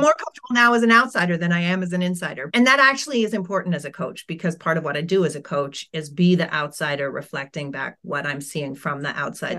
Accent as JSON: {"language": "English", "country": "United States", "tie": "born or raised there", "also_born_or_lived": "United Kingdom", "accent": "American", "said": "my family moved from the U K to the U S, and I started kindergarten"}